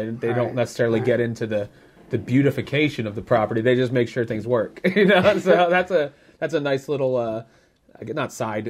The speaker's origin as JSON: {"language": "English", "town": "Philadelphia", "region": "Pennsylvania", "country": "United States", "tie": "born or raised there", "said": "I grew up in the Northeast, so I'm very familiar with that area around Northeast Philly."}